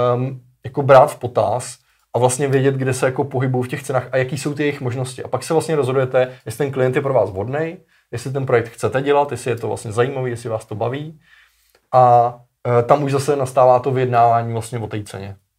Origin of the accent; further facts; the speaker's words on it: Czechia; u nás v Čechách